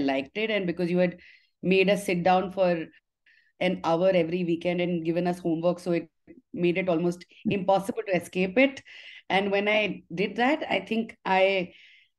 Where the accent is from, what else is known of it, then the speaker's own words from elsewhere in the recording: Haridwar, Uttarakhand, India; also born or lived in Delhi; I was born in Delhi, but raised in Haridwar.